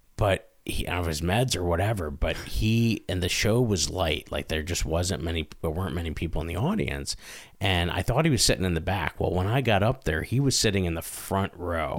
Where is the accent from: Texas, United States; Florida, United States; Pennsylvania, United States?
Pennsylvania, United States; Scranton; also born or lived in Carbondale, Pennsylvania; me growing up in Scranton